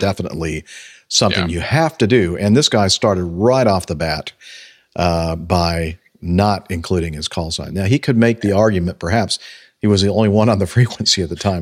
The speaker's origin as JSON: {"language": "English", "region": "California", "country": "United States", "tie": "born or raised there", "said": "where I grew up in California"}